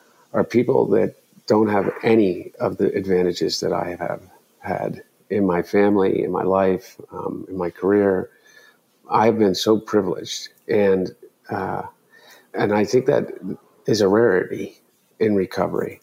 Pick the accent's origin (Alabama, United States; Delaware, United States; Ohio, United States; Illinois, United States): Delaware, United States; growing up in Delaware